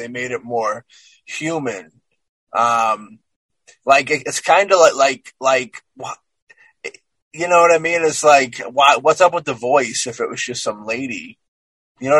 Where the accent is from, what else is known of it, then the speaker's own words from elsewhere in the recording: Ireland; I'm an Irishman